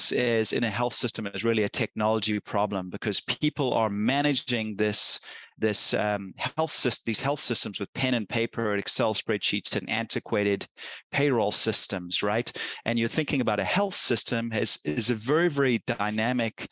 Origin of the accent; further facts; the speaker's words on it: South Africa; now in United States; I've been in the US for over 30 years now, and I'm a US citizen and everything, but I grew up in South Africa